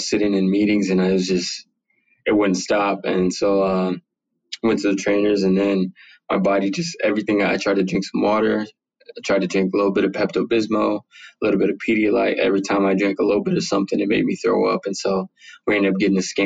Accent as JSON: {"language": "English", "town": "San Bernardino", "region": "California", "country": "United States", "tie": "born or raised there", "said": "I was born and raised San Bernardino, California"}